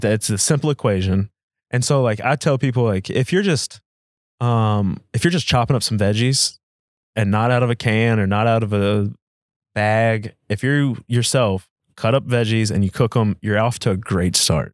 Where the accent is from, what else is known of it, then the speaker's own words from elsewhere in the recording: United States; as American citizens